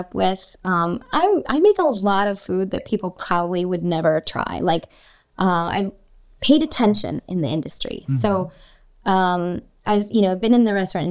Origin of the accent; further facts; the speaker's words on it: outside of Philadelphia, Pennsylvania, United States; I grew up outside of Philly